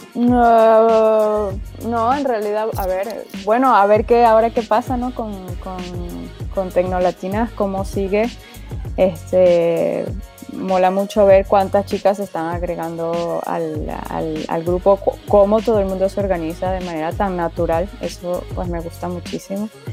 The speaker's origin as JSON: {"language": "Spanish", "country": "Venezuela", "also_born_or_lived": "Spain", "moved": "yes", "lives_now": "France", "said": "estoy en Francia, estoy, soy de Venezuela, pero bueno, ya me vine hace bastante tiempo"}